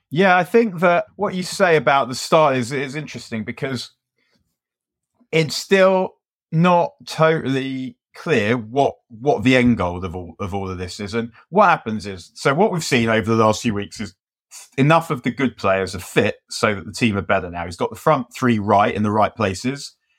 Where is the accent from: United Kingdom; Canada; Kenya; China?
United Kingdom; London; I was from London and from North London